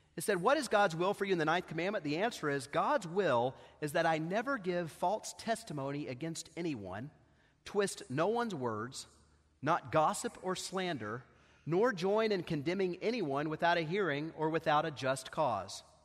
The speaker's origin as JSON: {"language": "English", "town": "Knoxville", "region": "Tennessee", "country": "United States", "tie": "born or raised there", "said": "I grew up here in Knoxville"}